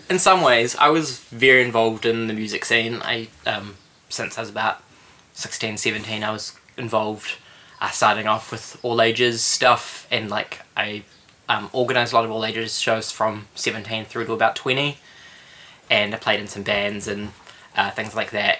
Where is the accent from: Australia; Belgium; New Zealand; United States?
New Zealand; Christchurch, Canterbury; moved away as an adult; now in Wellington, New Zealand; I was from Christchurch and yeah, I stuck around for about a year after the earthquakes